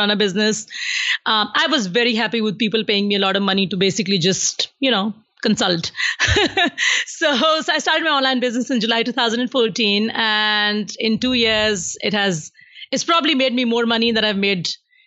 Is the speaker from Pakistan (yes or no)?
yes; Pakistan; moved away as an adult; now in Saudi Arabia; I'm from Pakistan, as you said. I do live in Saudi Arabia, but when you are born in a country like Pakistan